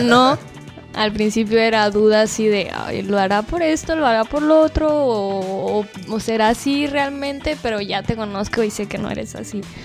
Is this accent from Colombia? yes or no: no; Guadalajara, Jalisco, Mexico; moved away as an adult; now in Cancún, Mexico; vengo de Guadalajara pero ya llevo cuatro años viviendo aquí en Cancún